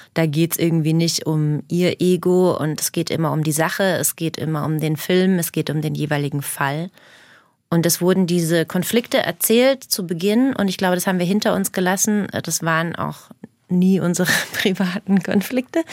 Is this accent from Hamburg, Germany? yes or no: no; Herzogenaurach, Bavaria, Germany; accent: Franconian; moved away; also born or lived in Berlin; meinen eigenen Dialekt Fränkisch